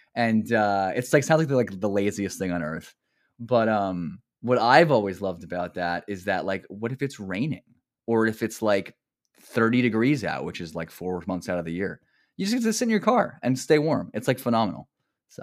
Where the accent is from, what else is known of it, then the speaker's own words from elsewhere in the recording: New Jersey, United States; accent: Jersey; also born or lived in Maryland; I grew up in Central Jersey